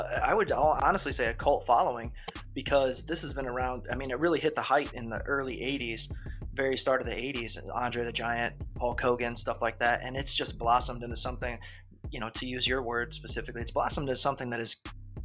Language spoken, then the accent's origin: English; Ireland; I am Irish, but nonetheless, my obsession with it all grew from kung fu movies as a child